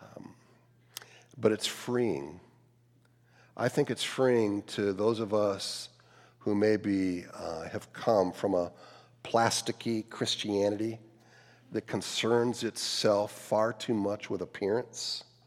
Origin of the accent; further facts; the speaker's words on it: Cleveland, Ohio, United States; I grew up in the Cleveland area